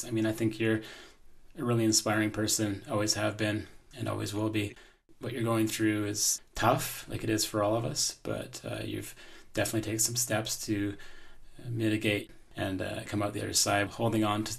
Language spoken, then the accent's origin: English; Canada; my hometown radio station, CGMP, out of Pell River